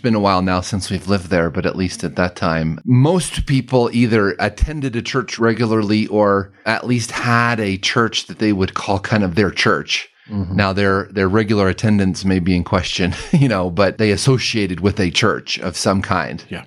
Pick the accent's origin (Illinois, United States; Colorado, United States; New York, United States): Colorado, United States; Denver; also born or lived in Alabama; I grew up here in Denver